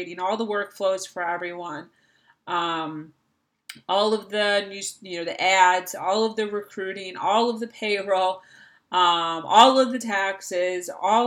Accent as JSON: {"language": "English", "region": "Florida", "country": "United States", "tie": "born or raised there", "said": "here in my hometown of Florida"}